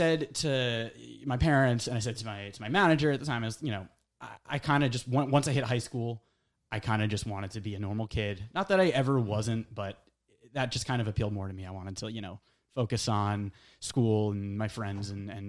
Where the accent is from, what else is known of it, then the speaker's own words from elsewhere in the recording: Connecticut, United States; We found a studio in Connecticut, in my hometown.